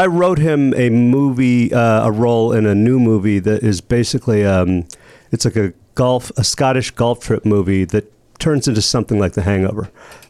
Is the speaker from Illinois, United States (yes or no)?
yes; Hinsdale, Illinois, United States; also born or lived in Downers Grove / Lake Forest; I'm from the Chicago suburbs, Hinsdale.